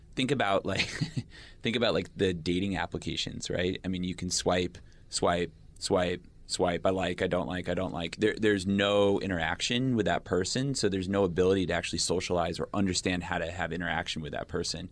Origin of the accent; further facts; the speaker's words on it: United States; I'm an American